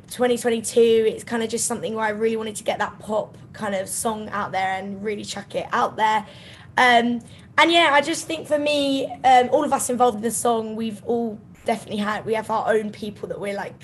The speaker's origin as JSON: {"language": "English", "area": "Kent", "region": "South East England", "country": "United Kingdom", "tie": "born or raised there", "said": "I grew up in Kent, so it's about an hour and a half outside of London"}